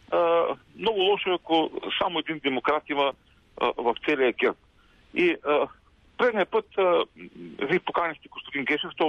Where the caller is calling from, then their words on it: Ruse, Ruse Province, Bulgaria; от Русе.